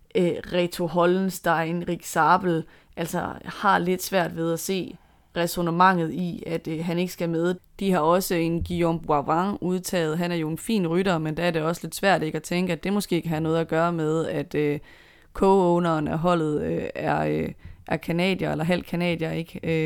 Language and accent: Danish; Denmark